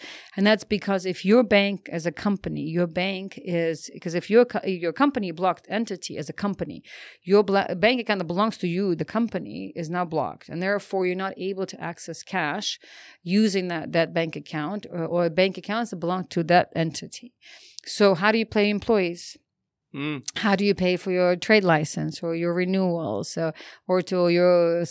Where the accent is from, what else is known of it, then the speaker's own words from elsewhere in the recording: United States; me being an American